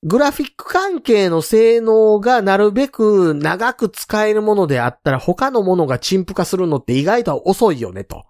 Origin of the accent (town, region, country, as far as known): area hit by the Great Hanshin earthquake, Kansai, Japan; born or raised there